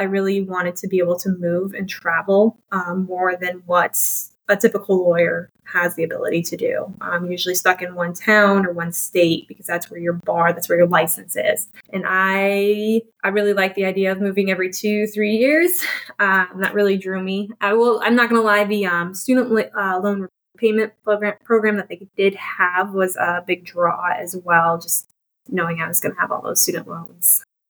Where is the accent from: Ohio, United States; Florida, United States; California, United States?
Ohio, United States; Toledo; I grew up in Toledo, Ohio. I grew up in a suburb outside